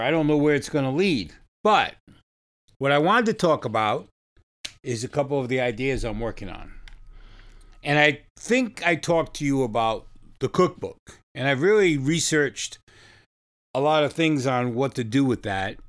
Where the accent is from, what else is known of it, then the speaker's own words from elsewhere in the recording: New York, United States; now in Fresno, United States; I live in California now. I come from New York.